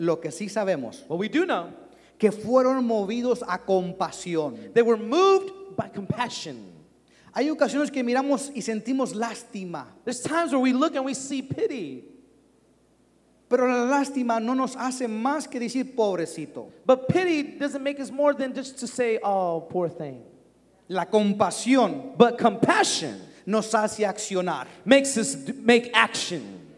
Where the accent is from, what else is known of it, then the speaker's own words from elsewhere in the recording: Durango, Mexico; now in Dallas, United States; Yo soy nacido en, en Durango, México